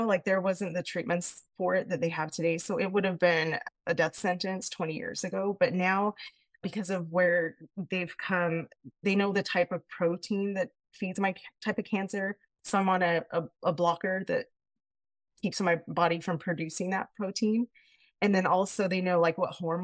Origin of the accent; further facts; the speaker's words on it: Payson, Utah, United States; I'm from Payson, Utah